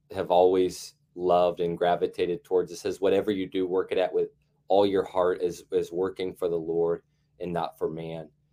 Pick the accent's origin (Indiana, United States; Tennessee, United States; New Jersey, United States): Indiana, United States; Carmel; I am from Carmel, Indiana, which is a suburb north of Indianapolis, and I was raised